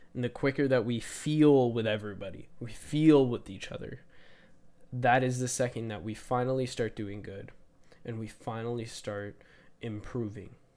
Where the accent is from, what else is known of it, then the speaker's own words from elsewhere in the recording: Canada; as a Canadian